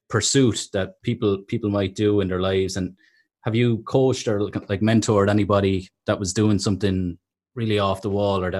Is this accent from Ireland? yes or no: yes; Carlow, Leinster, Ireland; I'm actually from Carlow, so it's not too far from Tolo.